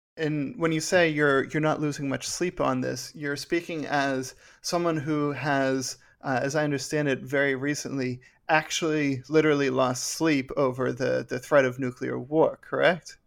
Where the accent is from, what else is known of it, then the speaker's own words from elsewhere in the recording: Pittsburgh, Pennsylvania, United States; I'm from Pittsburgh